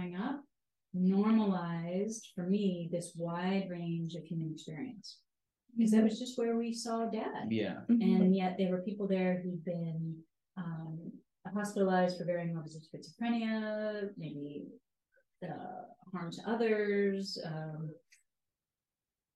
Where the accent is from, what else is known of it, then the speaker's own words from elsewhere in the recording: Iowa, United States; moved away; my father was a janitor at a psychiatric hospital when I grew up in Iowa